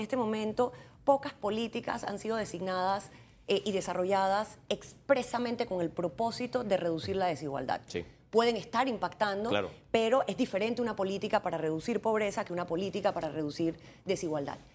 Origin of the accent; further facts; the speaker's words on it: Panama; como panameña